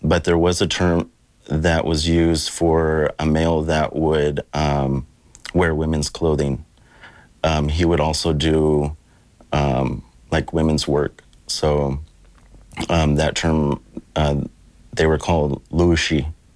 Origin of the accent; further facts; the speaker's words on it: Sebastopol, California, United States; I'm from the um, Ahjahjai people, the Pomo people from um, Sebastopol